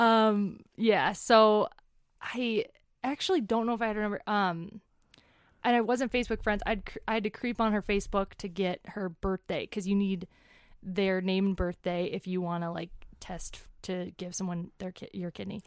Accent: Woodbury, Minnesota, United States; moved away as an adult; also born or lived in Denver, Colorado / Englewood, Colorado; I grew up in Woodbury, Minnesota

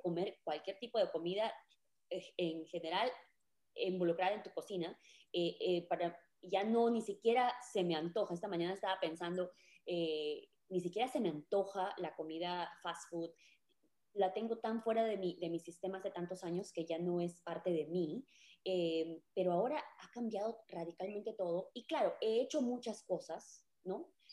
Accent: Peru; now in United States; yo soy peruana y me mudé a vivir aquí a Estados Unidos

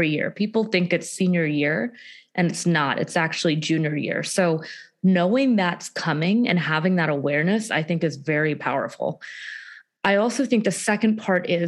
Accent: Houston, Texas, United States; I am from Houston, Texas

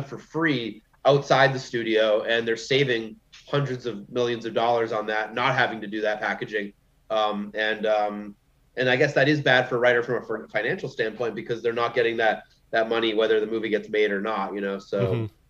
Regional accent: Massachusetts, United States; I'm from Massachusetts

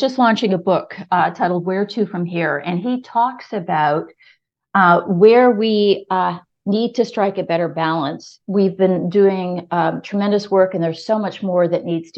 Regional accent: Kitchener, Ontario, Canada; also born or lived in Hong Kong; now in Toronto, Canada; I grew up in Kitchener-Waterloo, so I'm a KW girl originally.

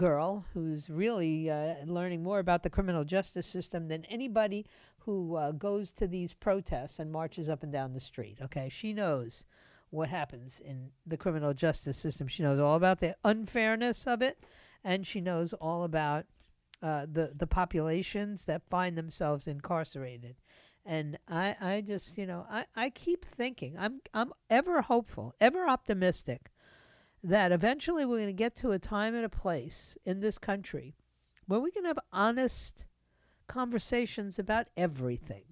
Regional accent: New York, United States; moved away as an adult; I grew up in New York

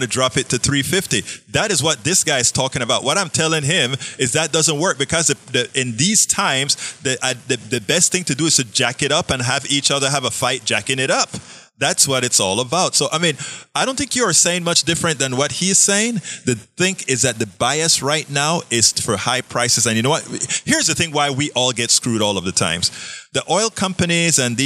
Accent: Panama; moved away; also born or lived in Kingwood, Texas; I'm from Panama, Central America.

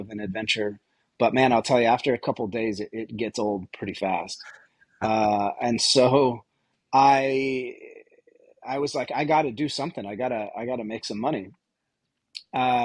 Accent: Vermont, United States; moved away as an adult; also born or lived in New York City; I'm originally from Vermont

